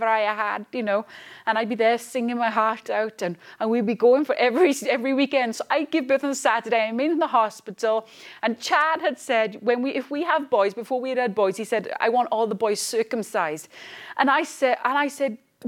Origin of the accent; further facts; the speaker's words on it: Wales, United Kingdom; moved away as an adult; also born or lived in Edinburgh, Scotland / London; I came from lovely Wales. I was born in Scotland, Edinburgh. And I grew up most of my life in Wales, moved to London, back to Wales